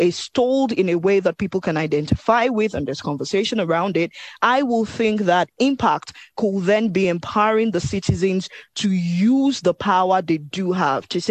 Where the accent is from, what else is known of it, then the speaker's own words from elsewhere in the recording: Nigeria; I'm speaking as a Nigerian